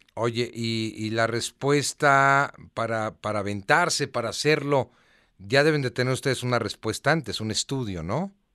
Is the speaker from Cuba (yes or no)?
no; Mexico